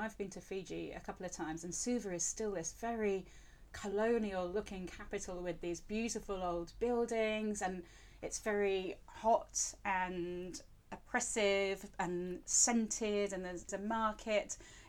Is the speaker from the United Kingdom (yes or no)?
yes; England, United Kingdom; also born or lived in Spain; because I grew up in England and Spain